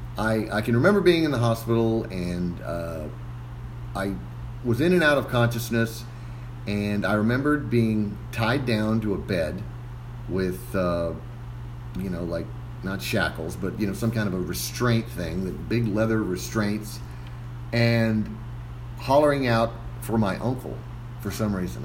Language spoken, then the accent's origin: English; McAllen, Texas, United States; I'm originally from here in McAllen. I born here and uh, graduated from McAllen Memorial High School in 1990